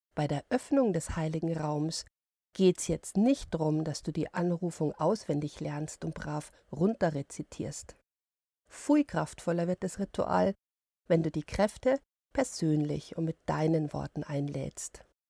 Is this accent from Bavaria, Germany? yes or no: yes; Bavaria, Germany; bei uns in Bayern